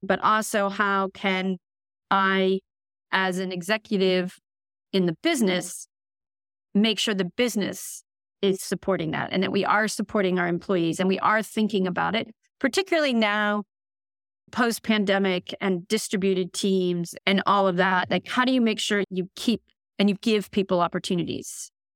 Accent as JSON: {"language": "English", "country": "United States", "moved": "as an adult", "lives_now": "London, United Kingdom", "said": "I'm an American, at this stage, tech executive. I've been in London now for almost eleven years"}